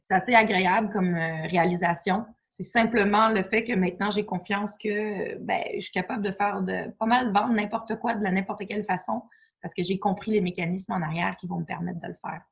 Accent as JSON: {"language": "French", "town": "Quebec City", "region": "Quebec", "country": "Canada", "also_born_or_lived": "Toronto", "moved": "yes", "said": "je viens de Québec"}